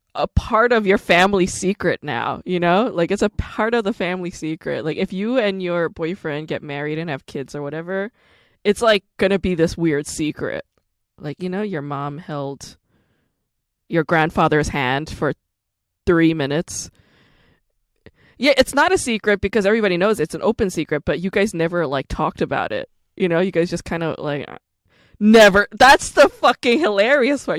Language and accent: English; South Korea; now in United States; I'm Korean American, but I was born in Korea. So I'm also an immigrant.